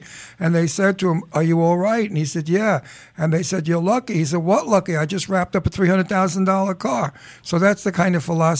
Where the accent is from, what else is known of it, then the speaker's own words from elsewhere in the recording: New York City, New York, United States; I'm from Brooklyn